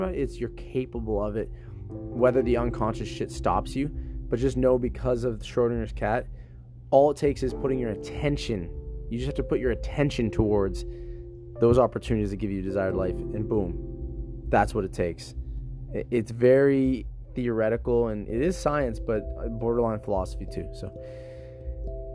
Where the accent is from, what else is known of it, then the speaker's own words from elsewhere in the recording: Canada; I identify as a Canadian who's in the fitness industry